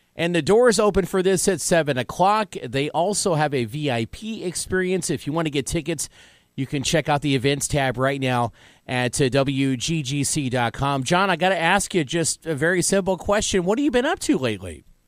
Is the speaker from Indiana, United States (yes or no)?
yes; Evansville, Indiana, United States; also born or lived in Washington, Indiana; we moved to Evansville, Indiana